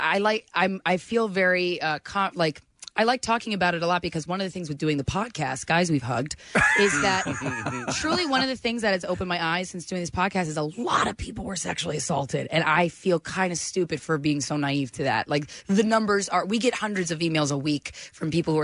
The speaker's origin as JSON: {"language": "English", "town": "Lansdale", "region": "Pennsylvania", "country": "United States", "tie": "born or raised there", "also_born_or_lived": "Doylestown, Pennsylvania", "said": "I was born in Doylestown, grew up in Lansdale"}